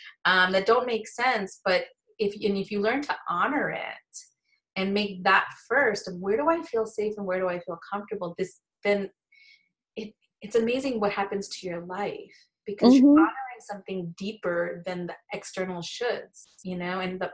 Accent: India; me being an Indian prude, like, you don't do that, you know what I mean?

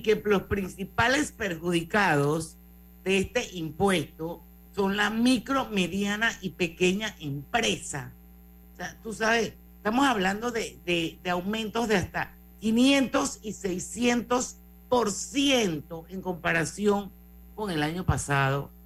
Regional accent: Panama; así somos los panameños

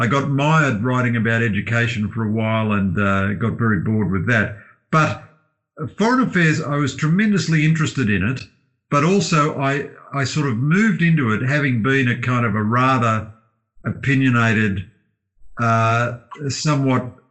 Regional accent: Australia; as an Australian

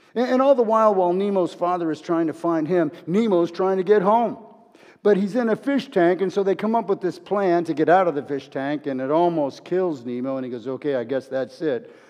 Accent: Los Angeles, California, United States; I'm a fighter from Los Angeles

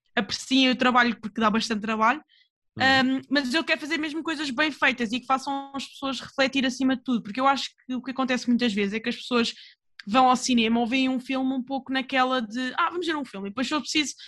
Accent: Portugal; eu sou portuguesa

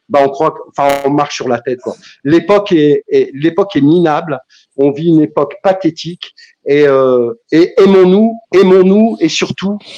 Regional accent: Kabylie, Algeria; Alors, moi, je suis, je suis, je suis maghrébin, je suis kabyle, voilà.

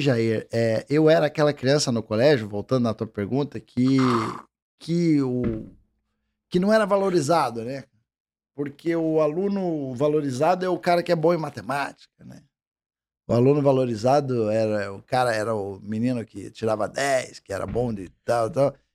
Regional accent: Curitiba, Paraná, Brazil; eu sou curitibano que tecnicamente não tem essa, essa vamos dizer, cultura do mate.

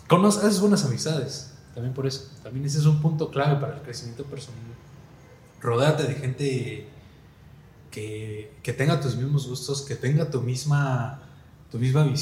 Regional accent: Cancún, Quintana Roo, Mexico; Y sí me gusta, pero me gasto mucho dinero, pues soy de Cancún, los vuelos y todo.

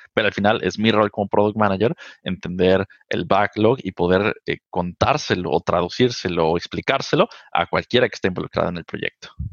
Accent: Mexico City, Mexico; Yo soy originario de la Ciudad de México, eh, nací y crecí allá prácticamente toda mi vida

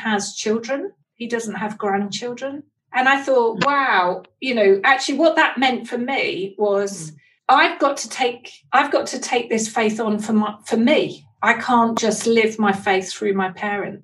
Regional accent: East London, East of England, United Kingdom; I was born in East London

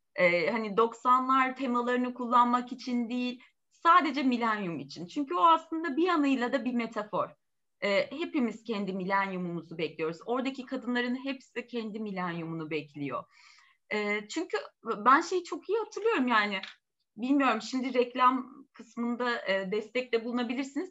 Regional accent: Turkey; also born or lived in Hasköy; bizim ülkemizde

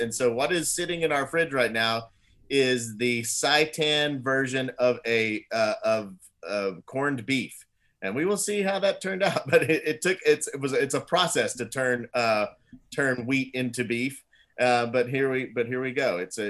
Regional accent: Texas, United States; everything sounds like a country song to me because I grew up in Texas.

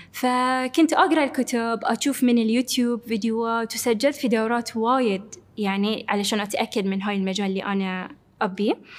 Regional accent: Bahrain; moved away; كوني أول بحرينية موجودة عندهم في الفريق

